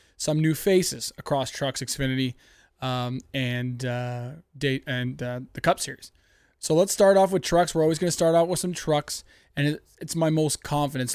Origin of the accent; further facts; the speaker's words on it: Canada; I'm from Canada